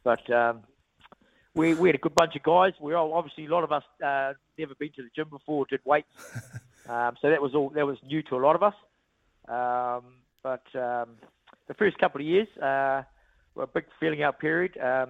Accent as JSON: {"language": "English", "region": "Hawke's Bay", "country": "New Zealand", "said": "I really enjoyed my time in Dunedin. Obviously, I'm from Hawke's Bay, but got a special affinity with the place"}